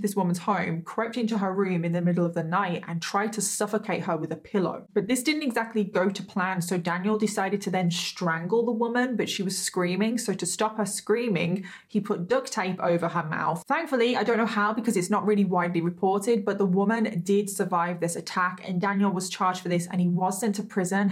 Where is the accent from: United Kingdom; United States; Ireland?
United Kingdom; I am British, everyone. I am British. I am not Australian